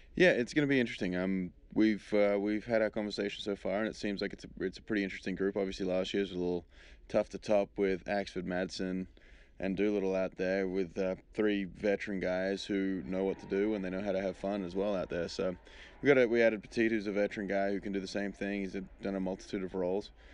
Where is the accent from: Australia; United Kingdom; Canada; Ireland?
Australia; moved away as an adult; now in United States; I'm being being Australian